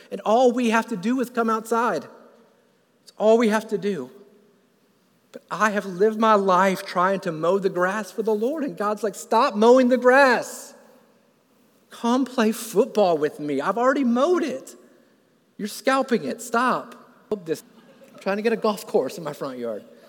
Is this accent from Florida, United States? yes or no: yes; Florida, United States; I grew up in Florida